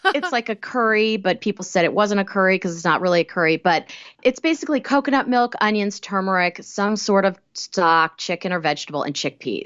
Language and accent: English; Kansas, United States; I grew up in Kansas.